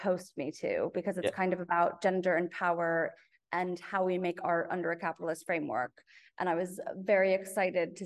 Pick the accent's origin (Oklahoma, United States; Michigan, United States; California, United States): California, United States; Los Angeles; now in United Kingdom; I grew up in Los Angeles